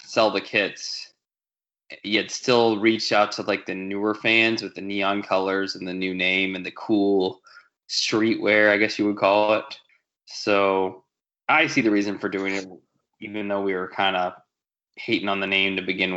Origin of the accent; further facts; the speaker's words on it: the South, United States; moved away; growing up in the South